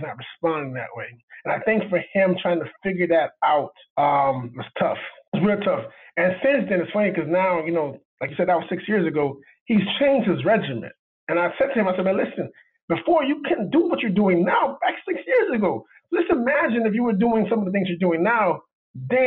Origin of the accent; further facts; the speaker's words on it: Miami, Florida, United States; I'm from Miami.